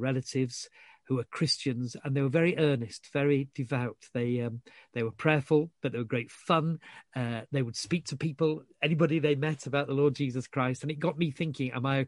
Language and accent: English; Yorkshire and the Humber, United Kingdom; I was brought up in Yorkshire.